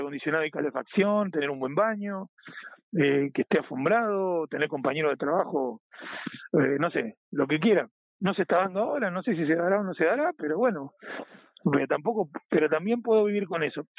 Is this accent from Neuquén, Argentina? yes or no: no; Buenos Aires Province, Argentina; moved away as an adult; now in Spain; Yo soy de Buenos Aires, sí, no, de Capital Federal, sino de Buenos Aires, estoy a 45 minutos de, del obelisco